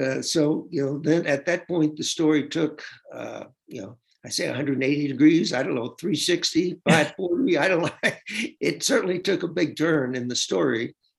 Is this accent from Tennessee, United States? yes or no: yes; Tennessee, United States; I'm from Tennessee